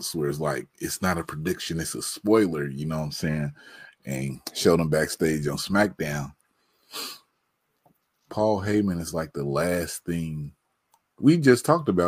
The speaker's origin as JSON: {"language": "English", "region": "Midwest", "country": "United States", "said": "We from the Midwest"}